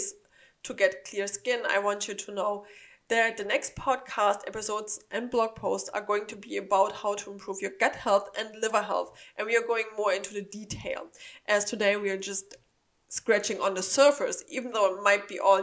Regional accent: Germany; now in United States; I'm from Germany, we don't have something like that there. So when I first arrived in the United States

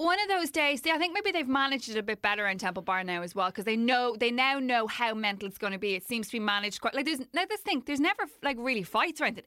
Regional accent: Ireland; as Irish people

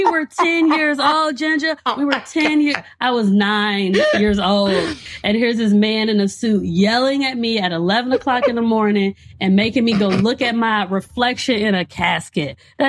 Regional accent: Gary, Indiana, United States; And growing up in Gary, Indiana, during the 90s, when it was the murder capital of the world, there was a lot of ridiculous stuff happening

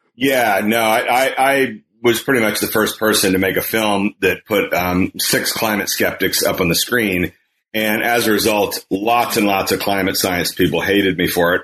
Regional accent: Kansas, United States; moved away; in the state of Kansas, my home state

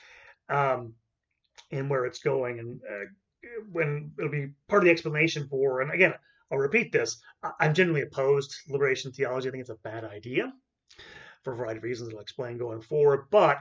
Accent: United States; I'm American.

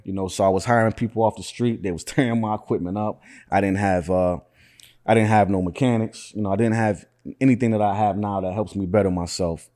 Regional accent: Syracuse, New York, United States; I was born and raised in Syracuse

